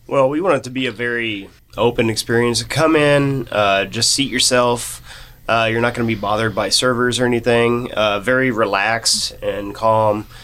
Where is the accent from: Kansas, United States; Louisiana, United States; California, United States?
Kansas, United States; Norton; And I came from Norton, Kansas.